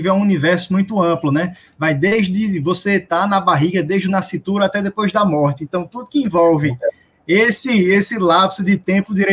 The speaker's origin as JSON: {"language": "Portuguese", "town": "Recife", "region": "Pernambuco", "country": "Brazil", "said": "É, bom, eu sou de Recife, é, eu sou servidor público do, do Tribunal de Justiça daqui do meu estado."}